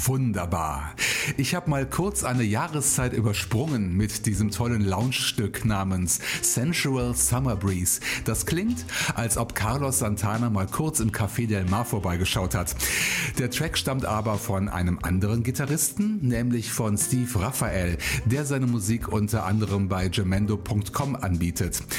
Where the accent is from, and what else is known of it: Rhineland, Germany; born or raised there